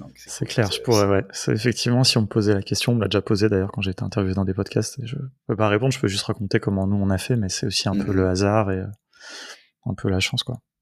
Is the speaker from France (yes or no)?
yes; France; on est français